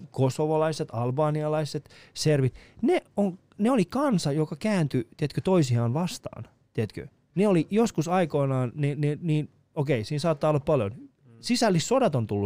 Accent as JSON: {"language": "Finnish", "country": "Iran", "tie": "born or raised there", "lives_now": "Finland", "said": "mä oon kasvanut Iranissa. Ei sitä musta, niinku, mä oon mm. kasvanut osittain Iranissa, osittain Suomessa."}